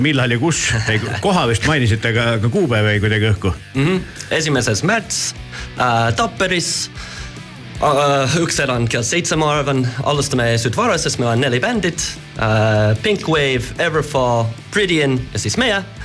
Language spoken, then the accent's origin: Estonian; United States; Estonian is a second language; moved away; ma olen Ameerikast